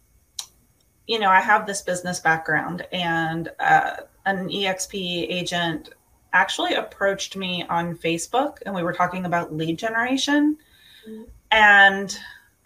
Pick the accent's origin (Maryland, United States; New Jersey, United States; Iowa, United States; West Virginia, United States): West Virginia, United States; moved away as an adult; also born or lived in Georgia / Florida / Pennsylvania / Chicago; I'm actually from West Virginia. I was born and raised